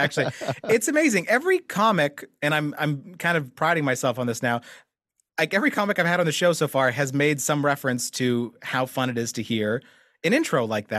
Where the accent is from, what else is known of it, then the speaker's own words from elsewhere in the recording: Winnipeg, Manitoba, Canada; We're both from Winnipeg